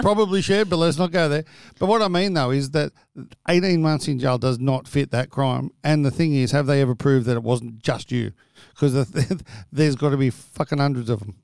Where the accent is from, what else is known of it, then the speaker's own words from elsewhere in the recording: New South Wales, Australia; I'm from New South Wales